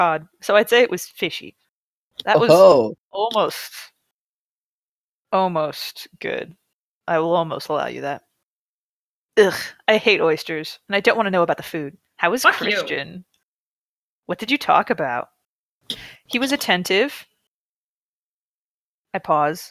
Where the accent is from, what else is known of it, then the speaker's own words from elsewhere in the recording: United States; as an American